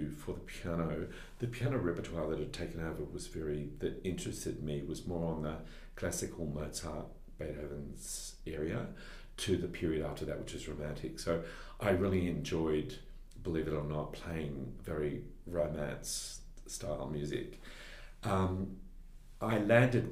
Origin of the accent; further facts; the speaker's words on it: Sydney, New South Wales, Australia; I am. I was brought up in West Pymble